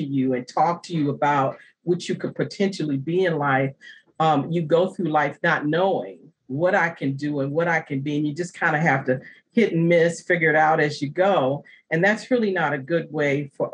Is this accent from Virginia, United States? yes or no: yes; Virginia, United States; moved away; also born or lived in New Jersey / New York; I made the transition back to Virginia, which is my home state